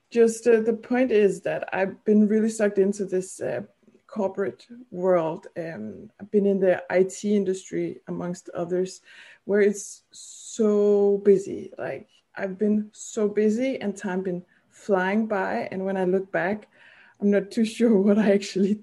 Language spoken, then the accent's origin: English; Denmark; English is a second language; also born or lived in Copenhagen; I'm from Denmark and I still live in Denmark